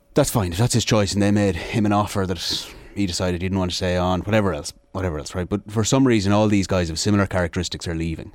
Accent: Sligo, Connacht, Ireland; I'm from Sligo

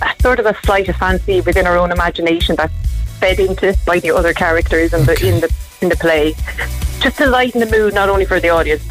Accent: Cork, Munster, Ireland; also born or lived in Drogheda, Louth / Athlone; Got to Cork, here ever since

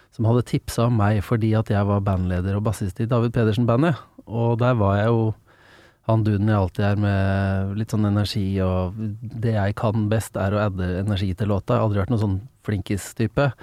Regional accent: Engelsviken, Østfold, Norway; now in Drøbak, Norway; Jeg er fra Engelsviken, som er litt liten krok utafor Fredrikstad. Ja. Um, så jeg sier jo til folk som ikke er veldig godt kjent, så sier jeg er fra Fredrikstad, da. Men det er Engelsviken som er uh, kroken jeg vokste opp

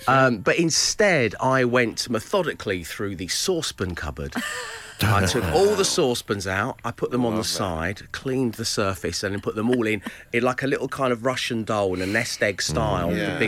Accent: London, United Kingdom; You know, I'm from Greenwich, you know, that's where I was born, from Cholton. I'm from where the O2 is, where it all happens.

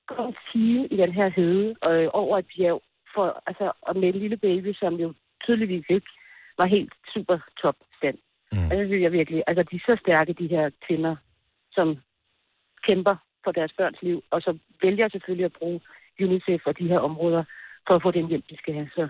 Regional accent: Denmark; der kommer jeg fra Danmark og vejer lige 5-10 kilo for meget og står der og kigger ud og tager billeder og sådan noget.

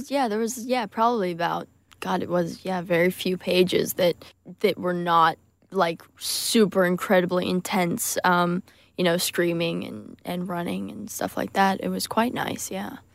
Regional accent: United Kingdom; We're British, so we have

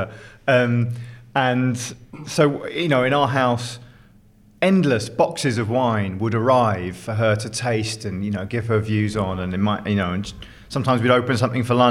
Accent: United Kingdom; we grew up just outside London a long, long time ago

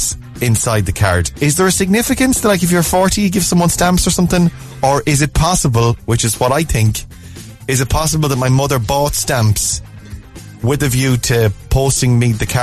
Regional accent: Ireland; as Irish people we're very appreciative

